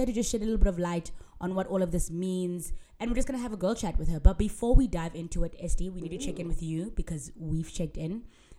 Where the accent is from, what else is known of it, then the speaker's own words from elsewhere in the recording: South Africa; I'm South African and grew up with colored people, know colored people, have colored friends.